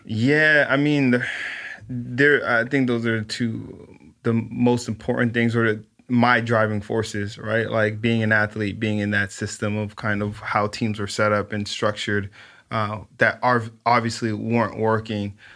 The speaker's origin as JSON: {"language": "English", "town": "Los Angeles", "region": "California", "country": "United States", "tie": "born or raised there", "said": "I grew up in South Central L"}